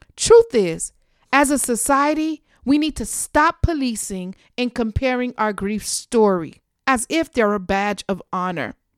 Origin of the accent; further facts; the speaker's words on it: South Florida, United States; my hometown of South Florida